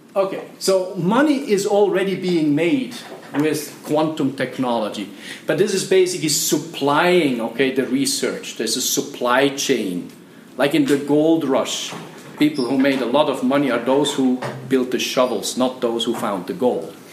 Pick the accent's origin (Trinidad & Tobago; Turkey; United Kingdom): Turkey; moved away as an adult; now in Switzerland; I am coming from Turkey and I'm 24 years old